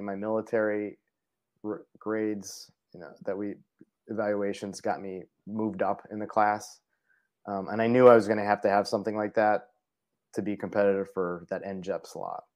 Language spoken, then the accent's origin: English; Parma, Ohio, United States; moved away as an adult; now in Minnesota, United States; I grew up in Cleveland, Ohio, uh, in Parma